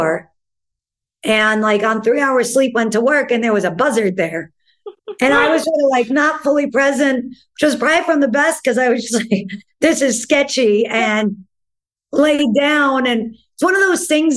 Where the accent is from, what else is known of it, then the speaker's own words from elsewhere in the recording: New York, United States; being a New Yorker because, you know, you grow up with people like Jack and Lazaro